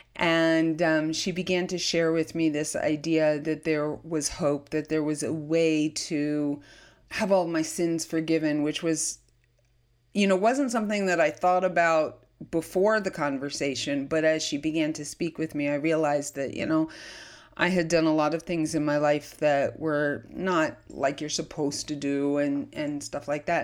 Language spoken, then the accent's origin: English; Lakewood, New Jersey, United States; I was born in, of all places, despite my story, Lakewood, New Jersey